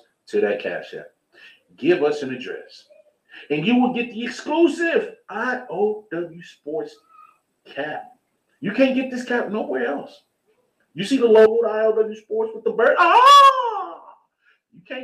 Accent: Kansas City, Missouri, United States; y'all know I'm from Kansas City

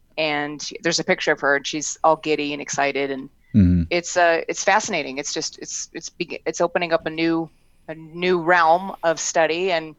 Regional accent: New Port Richey, Florida, United States; Oh, my hometown.

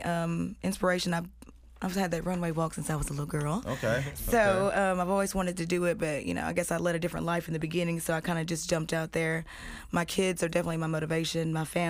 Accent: Shelbyville, Tennessee, United States; now in Nashville, United States; I'm from Shelbyville. It's a little podunk ass town full of haters.

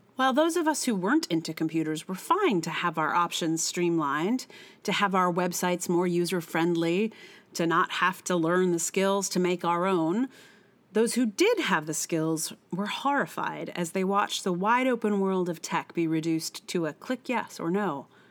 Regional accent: Charlottesville, Virginia, United States; I'm from Charlottesville

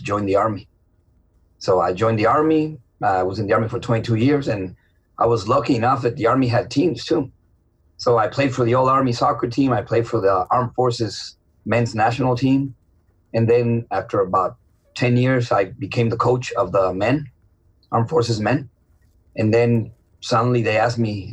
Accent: Mexico City, Mexico; moved away as an adult; now in San Antonio, United States; I was born in Mexico City, and I played for the Pumas Academy until I was 13

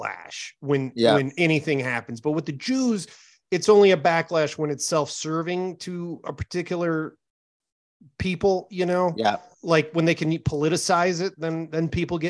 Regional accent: Michigan, United States; Growing up in Michigan in the 90s, I saw those bands

